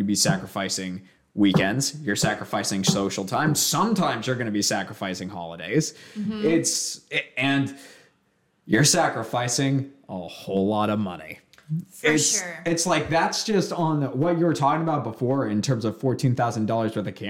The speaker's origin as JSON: {"language": "English", "town": "Bath", "region": "Maine", "country": "United States", "tie": "born or raised there", "said": "the town that I grew up in, there are three towns: Bath, Brunswick, and Topsom. I grew up in Bath."}